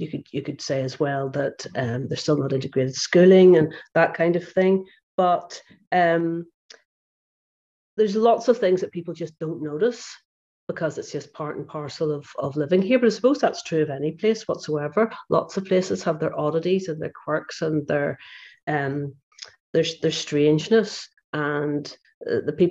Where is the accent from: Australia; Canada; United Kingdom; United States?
United Kingdom; Belfast, Northern Ireland; moved away as an adult; also born or lived in Glasgow, Scotland; I grew up in Belfast